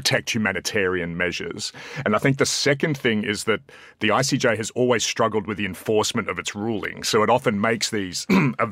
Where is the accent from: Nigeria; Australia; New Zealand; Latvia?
Australia; as an Australian